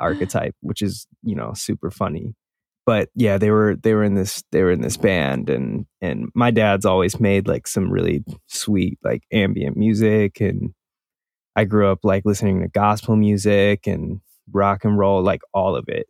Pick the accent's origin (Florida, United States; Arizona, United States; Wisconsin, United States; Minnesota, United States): Wisconsin, United States; Milwaukee; I had this friend that I grew up with in Milwaukee.